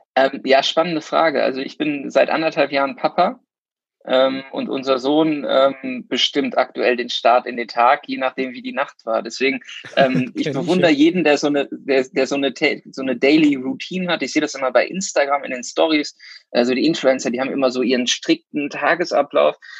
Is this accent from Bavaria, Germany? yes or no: no; Cologne, North Rhine-Westphalia, Germany; komme aus Köln